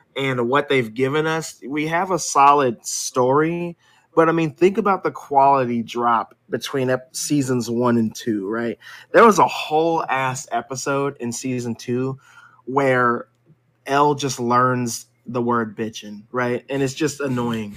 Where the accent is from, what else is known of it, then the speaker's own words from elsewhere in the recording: United States; I'm an American